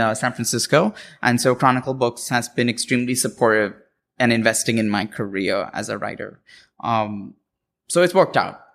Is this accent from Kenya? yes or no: no; Mumbai, Maharashtra, India; moved away as an adult; also born or lived in Cincinnati, Ohio / Washington, D.C.; now in California, United States; I grew up in Bombay, and then I moved to Cincinnati, Ohio for school